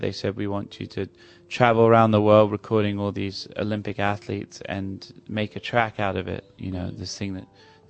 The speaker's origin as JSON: {"language": "English", "region": "London", "country": "United Kingdom", "tie": "born or raised there", "said": "I'm from London. I live here. It's my hometown."}